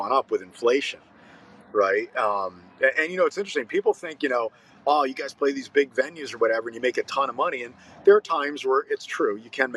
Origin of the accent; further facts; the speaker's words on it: United States; we're from the United States